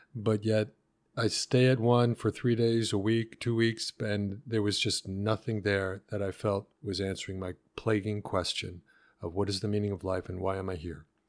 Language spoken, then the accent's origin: English; Long Island, New York, United States; born or raised there; also born or lived in Brooklyn